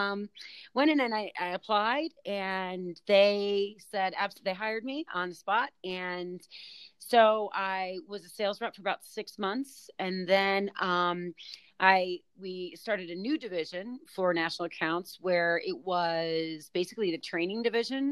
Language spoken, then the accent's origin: English; New Orleans, Louisiana, United States; I was actually born in New Orleans, Louisiana. So I am from the South